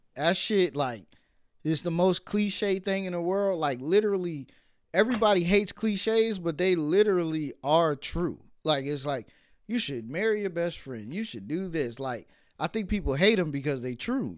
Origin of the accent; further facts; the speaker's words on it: New York City, New York, United States; I was born in Brooklyn.